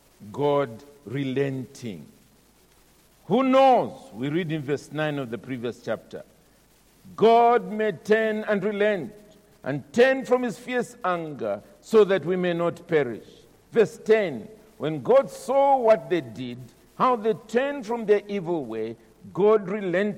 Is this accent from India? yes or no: no; Zambia; I'm a Zambian. I'm from Zambia.